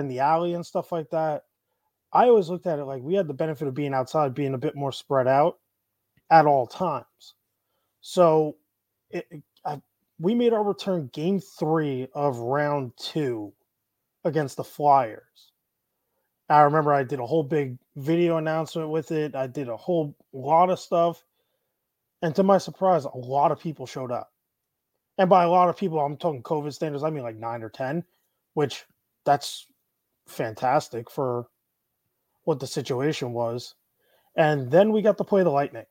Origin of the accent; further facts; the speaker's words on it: Syosset, New York, United States; also born or lived in Plainview, New York; now in Tampa, United States; I grew up in Syosset and Plainview, so I'm a like Eastern Nassau County kid.